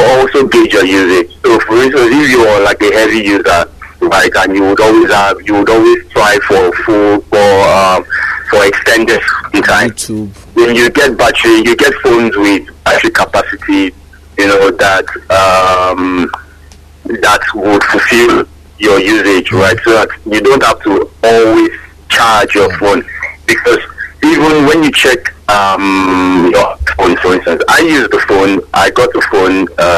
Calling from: Akobo, Oyo, Nigeria; I'm calling from Akobo.

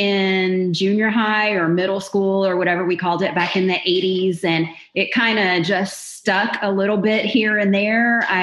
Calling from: Magnolia, Texas, United States; I'm in Magnolia, Texas. I'm about 30 miles north of downtown Houston.

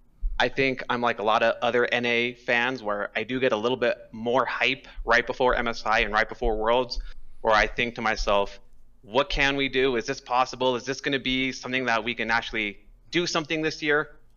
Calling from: Albuquerque, New Mexico, United States; I am calling from Albuquerque, New Mexico.

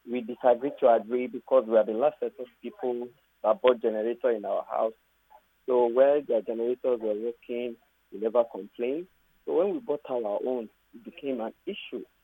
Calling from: United States

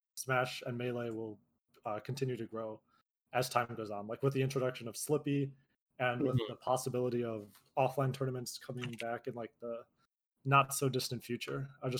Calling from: Illinois, United States; Hi, I'm …. I'm from Illinois.

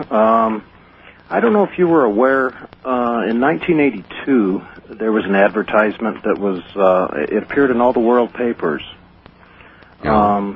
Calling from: Phoenix, Arizona, United States; I'm calling from Phoenix.

